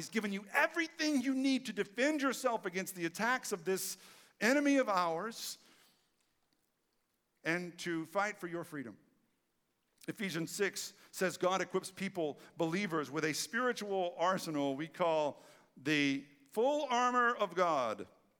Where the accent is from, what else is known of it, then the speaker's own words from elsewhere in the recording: Texas, United States; who in my case was the same person because I'm from East Texas.